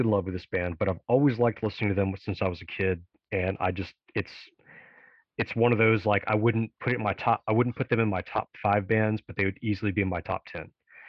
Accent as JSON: {"language": "English", "region": "Tennessee", "country": "United States", "tie": "born or raised there", "said": "my home state in Memphis"}